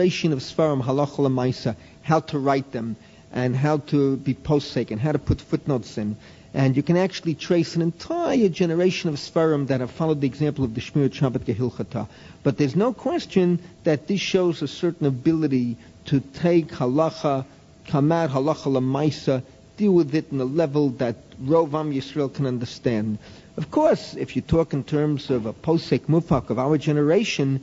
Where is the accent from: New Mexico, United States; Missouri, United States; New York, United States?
New York, United States; New York City; moved away; I grew up in New York City